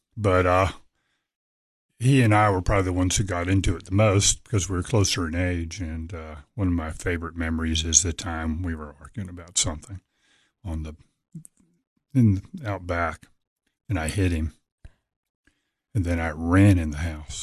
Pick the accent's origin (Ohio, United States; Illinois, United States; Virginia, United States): Virginia, United States; Norfolk; Grew up in Norfolk, Virginia